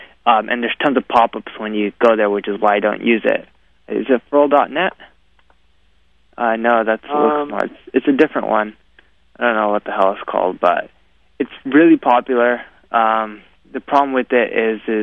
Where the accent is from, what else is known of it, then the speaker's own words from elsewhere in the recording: India; I'm Indian